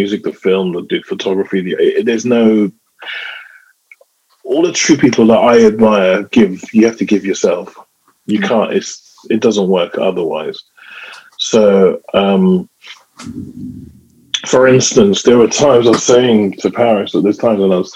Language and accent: English; London, United Kingdom; a regular young boy growing up in London.